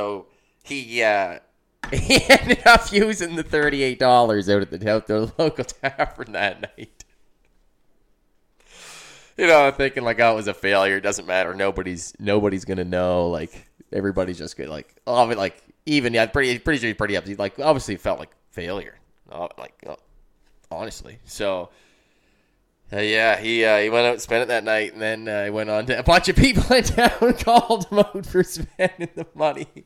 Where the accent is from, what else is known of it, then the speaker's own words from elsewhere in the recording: Amherst, United States; I grew up in Amherst